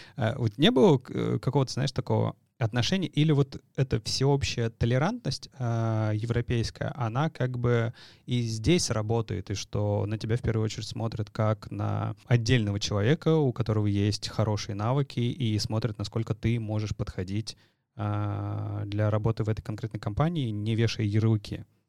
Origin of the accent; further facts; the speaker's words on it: Saint Petersburg, Russia; Вот мы с тобой из Питера